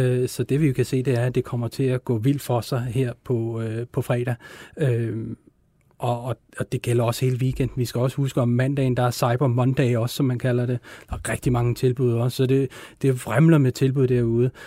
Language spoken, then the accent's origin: Danish; Denmark; som danskere